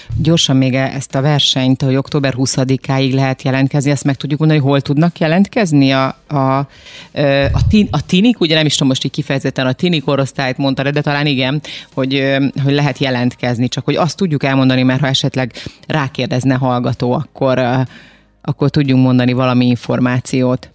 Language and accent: Hungarian; Transylvania, Romania; now in Hungary; én nem itt nőttem fel Magyarországon, lehet, hogy, hogy ez itt máshogy volt, de most akkor majd kijavítasz, ha nem így. De nekem gyerekkoromban én Erdélyben születtem